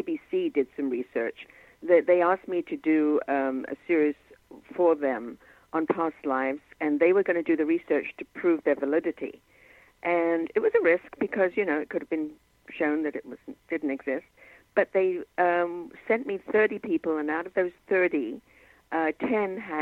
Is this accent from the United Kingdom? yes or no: yes; England, United Kingdom; now in Canada; I grew up in England